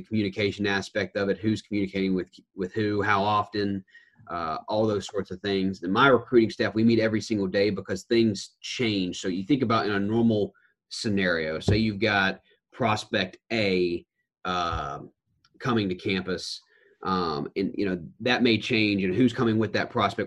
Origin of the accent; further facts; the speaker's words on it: Knoxville, Tennessee, United States; also born or lived in Auburn; now in Chapel Hill, United States; we're both originally from Knoxville